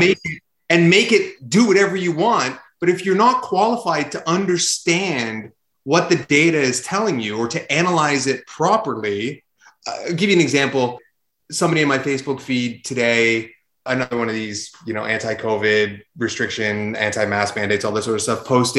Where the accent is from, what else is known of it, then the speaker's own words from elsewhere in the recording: Canada; we're Canadian